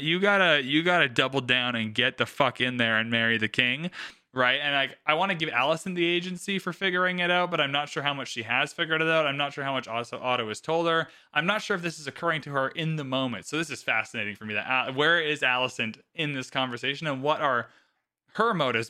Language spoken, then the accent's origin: English; Canada; We're both Canadian